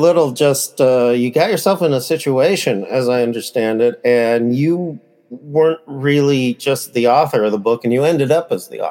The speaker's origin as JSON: {"language": "English", "area": "Bay Area", "region": "California", "country": "United States", "moved": "yes", "lives_now": "Sacramento, United States", "said": "I'm from the Bay Area"}